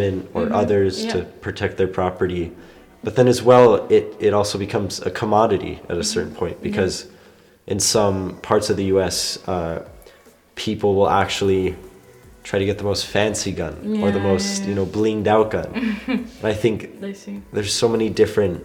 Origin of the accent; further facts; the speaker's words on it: United States; now in Germany; I come from the United States